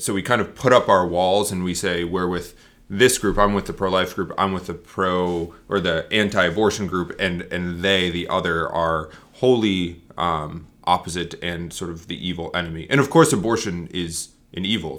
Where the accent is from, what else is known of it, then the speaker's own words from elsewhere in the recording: Northeast, United States; moved away; I grew up in the Northeast